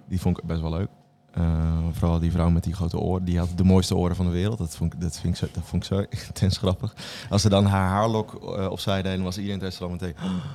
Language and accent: Dutch; Bible Belt, Netherlands; ik ben opgegroeid in de Bijbelbelt